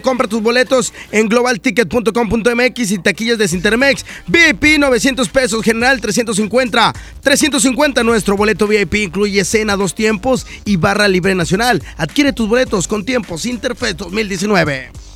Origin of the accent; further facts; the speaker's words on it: Mexico; soy mexicano, así somos los mexicanos